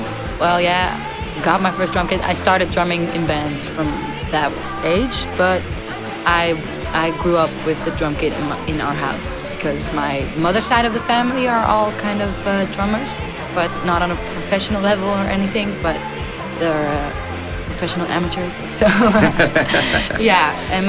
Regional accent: The Hague, South Holland, Netherlands; moved away as an adult; now in Haarlem, Netherlands; And I'm from The Hague, it's where I grew up, but I just moved to Haarlem, which is closer to Amsterdam, since I think a month now.

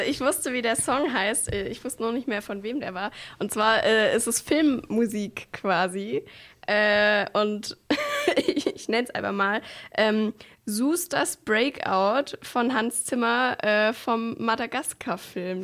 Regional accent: Swabia, Germany; ich bin Schwabe

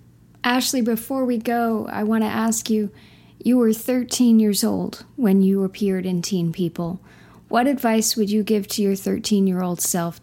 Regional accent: Canada; as a Canadian.

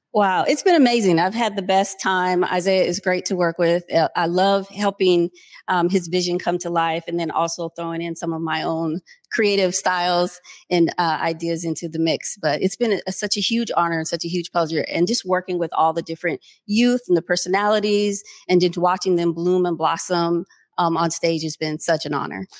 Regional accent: Seattle, Washington, United States; born and raised in Seattle

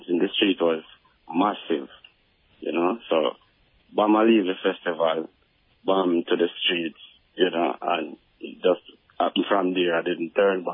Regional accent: Salisbury Plain, Saint Andrew, Jamaica; I'm from Salisbury Plain, St. Andrew, close to Stone Hill

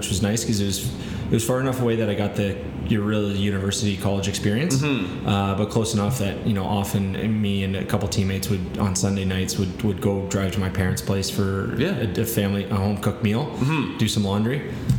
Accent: Burlington, Ontario, Canada; In Burlington, so about

